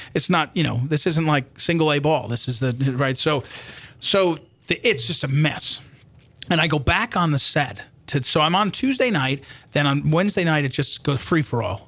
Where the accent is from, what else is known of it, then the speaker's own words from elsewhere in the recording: White House Station, New Jersey, United States; moved away as an adult; now in St. Louis, United States; I grew up in a little town called White House Station